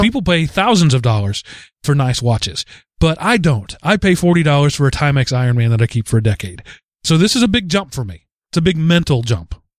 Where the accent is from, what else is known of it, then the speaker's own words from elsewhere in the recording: United States; being an American